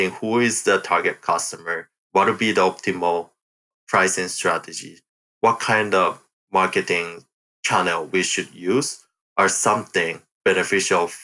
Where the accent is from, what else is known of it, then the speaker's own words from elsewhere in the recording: Japan; moved away as an adult; also born or lived in Michigan, United States; now in Sunnyvale, United States; I was born and raised in Japan